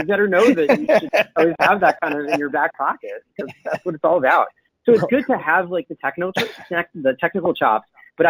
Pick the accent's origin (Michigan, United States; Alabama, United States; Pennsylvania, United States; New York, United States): New York, United States; Brooklyn; So I'm originally from Brooklyn. I don't sound like it because I grew up in the suburbs where we're taught a nice non-regional dialect